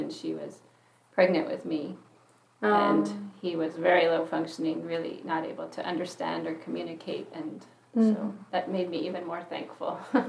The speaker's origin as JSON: {"language": "English", "region": "California", "country": "United States", "tie": "born or raised there", "lives_now": "Orofino, United States", "said": "my growing up years were in California."}